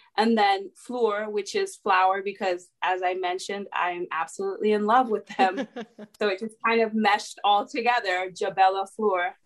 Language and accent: English; California, United States; now in Atlanta, United States; I was actually born and raised in California